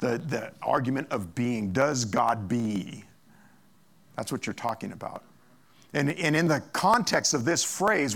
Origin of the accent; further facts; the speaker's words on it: Monrovia, California, United States; I grew up in Monrovia, and we used to ride our bikes over to Fish Canyon